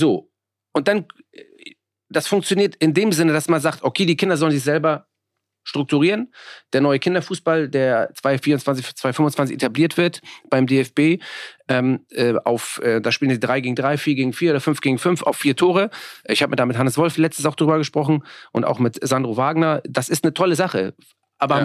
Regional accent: Hamburg, Germany; also born or lived in Bergedorf; Ich bin ja selber in Hamburg-Mörnsberg aufgewachsen, ähm, geboren in Bergedorf.

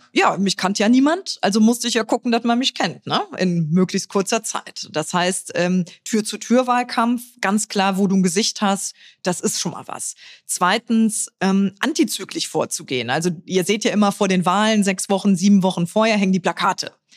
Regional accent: Trier, Rhineland-Palatinate, Germany; moved away; also born or lived in Berlin; in meiner Heimat

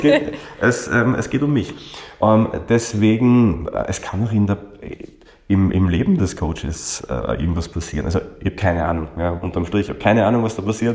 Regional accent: Austria; bei uns in Österreich

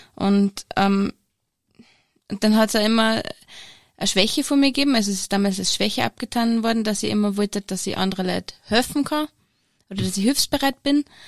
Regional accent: Steyr, Upper Austria, Austria; ich bin Zahnärztin und ich komme aus Steyr

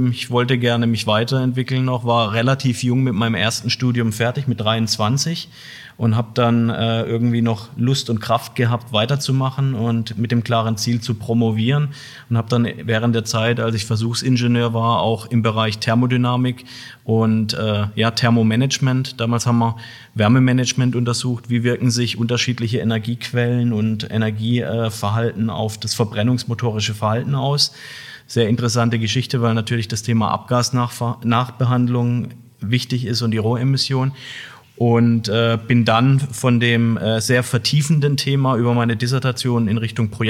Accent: Heilbronn, Baden-Württemberg, Germany; Ich bin hier in der Region groß geworden, ja, bin in Heilbronn geboren. Von daher freut es mich auch wirklich, heute hier zu sein, in meiner Geburtsstadt sozusagen

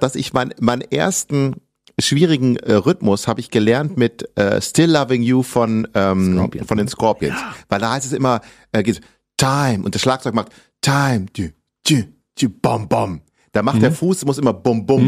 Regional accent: Ibbenbüren, North Rhine-Westphalia, Germany; also born or lived in Gelsenkirchen; Wir sind dann nach Westfalen mehr aufs Land in eine kleine Stadt gezogen, wo meine Mutter geboren wurde. Eben Ibbenbüren heißt das. Und da habe ich eine sehr, sehr schöne und behütete Kindheit und Jugend verbracht

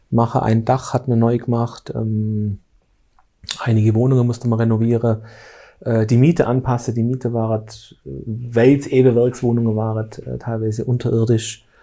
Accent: Lake Constance, Germany; ich komme ja aus der Bodenseeregion, das ist bei uns alles etwas ländlich

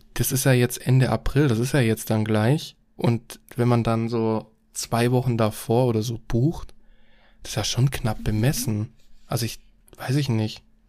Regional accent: Germany; bei uns in Deutschland

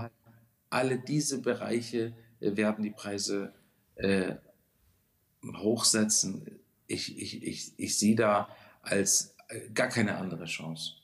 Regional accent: Konstanz, Baden-Württemberg, Germany; moved away as an adult; now in Hamburg, Germany; Ursprünglich bin ich geboren in Konstanz am Bodensee, also ein Badenser ganz gar nicht so weit weg von euch

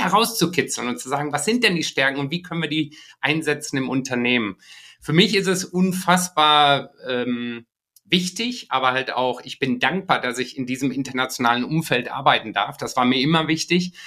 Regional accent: Iserlohn, North Rhine-Westphalia, Germany; also born or lived in Japan; meiner Heimat, also ich komme aus dem Sauerland, aus Iserlohn

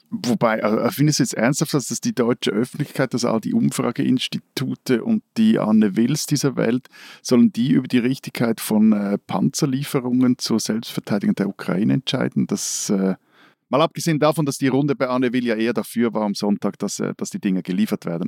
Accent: Switzerland; als Schweizer

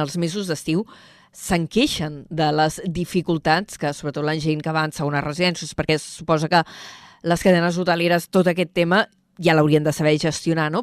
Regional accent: Vila-seca, Catalonia, Spain; Jo sóc de Vilaseca

